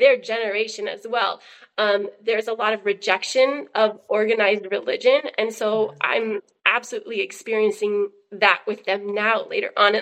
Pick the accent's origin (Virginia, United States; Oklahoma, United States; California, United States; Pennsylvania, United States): Oklahoma, United States; I was born in Oklahoma to super hippie parents